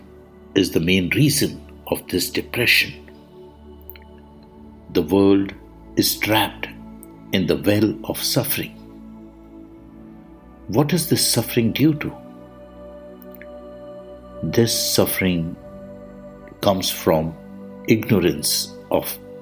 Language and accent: English; India; I am the Indian monk